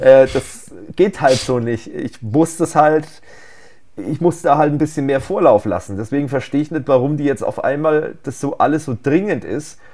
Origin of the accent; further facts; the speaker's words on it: Germany; bei uns in Deutschland